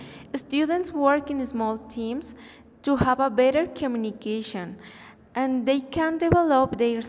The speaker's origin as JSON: {"language": "English", "country": "Philippines", "said": "I'm from Philippines"}